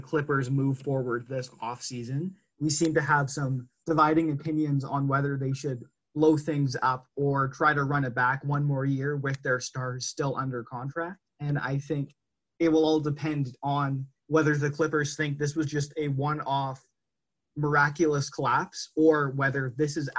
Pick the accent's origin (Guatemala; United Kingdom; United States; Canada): Canada; as a Canadian